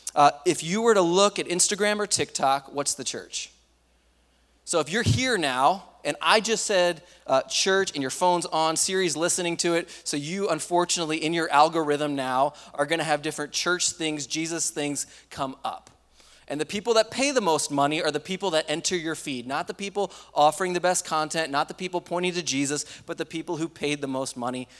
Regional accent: East Coast, United States; moved away; I grew up in the East Coast

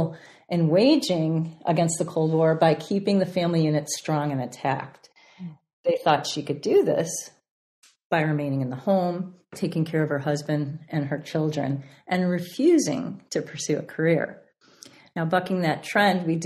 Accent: Chicago, Illinois, United States; classes in Chicago, my hometown

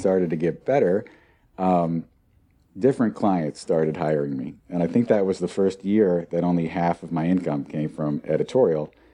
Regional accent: near Portland, Oregon, United States; I grew up near Portland, Oregon

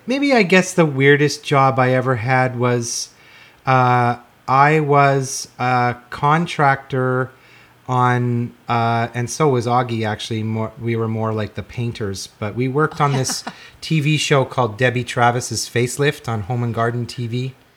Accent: Regina, Saskatchewan, Canada; I grew up in Regina

